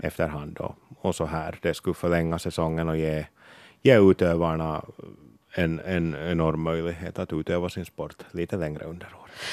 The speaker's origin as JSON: {"language": "Swedish", "town": "Porvoo", "region": "Uusimaa", "country": "Finland", "said": "som Borgåbo"}